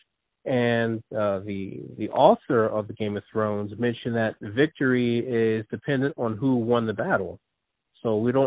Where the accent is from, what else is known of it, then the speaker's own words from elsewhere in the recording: New Jersey, United States; also born or lived in Philadelphia area; I was born in New Jersey, and I've been raised in New Jersey, but most of my family is from Philadelphia.